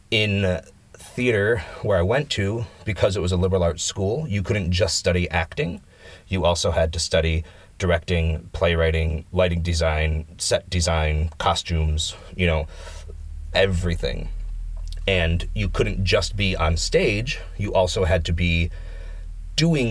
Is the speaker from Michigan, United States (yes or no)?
yes; Michigan, United States; moved away as an adult; now in Finland; I'm from Michigan, which is in the Midwest